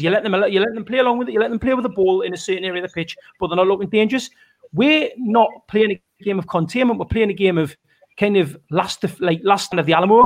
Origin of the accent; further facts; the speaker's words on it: Benwell, North East England, United Kingdom; the sense of pride that I have when I see someone from my you know my hometown make it through is huge